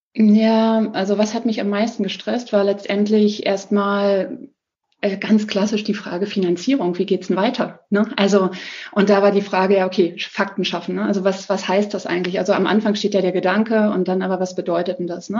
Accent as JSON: {"language": "German", "region": "Berlin", "country": "Germany", "also_born_or_lived": "Ammersee, Bavaria", "moved": "yes", "lives_now": "Ammersee near Munich, Germany", "said": "ich komme ursprünglich aus Berlin, wohne in der Nähe von München"}